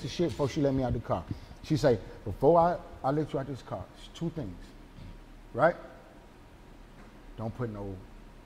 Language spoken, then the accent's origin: English; Atlanta, Georgia, United States; I'm from Atlanta